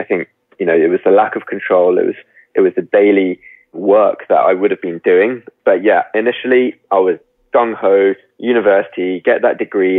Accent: United Kingdom; now in London, United Kingdom; I was brought up just outside London, so I'm very much, I live in West London now, so I'm kind of a Londoner through and through.

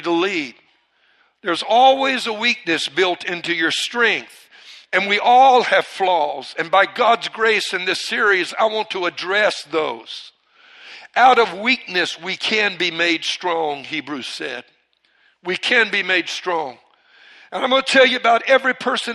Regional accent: Cajun, Louisiana, United States; I'm part Cajun. I'm Cajun

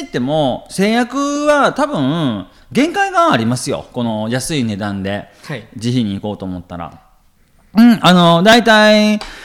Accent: Kansai, Japan; もう関西人やからね

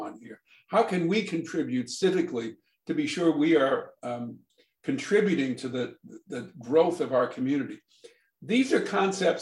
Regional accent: Brookline, Massachusetts, United States; I grew up in Brookline, Massachusetts, where there are town meetings.

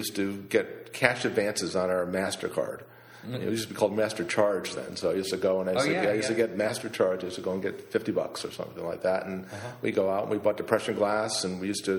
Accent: Cheshire, Connecticut, United States; also born or lived in DeLand, Florida; I grew up in Cheshire, Connecticut

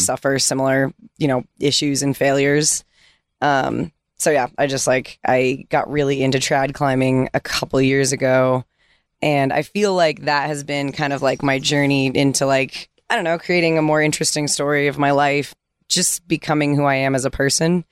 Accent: California, United States; moved away as an adult; growing up in California

